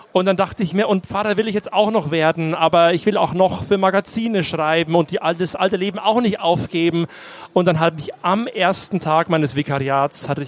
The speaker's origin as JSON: {"language": "German", "region": "Bavaria", "country": "Germany", "tie": "born or raised there", "said": "Ich bin eben katholisch aufgewachsen im Landkreis Neumarkt in der Oberpfalz, nicht weit weg von hier."}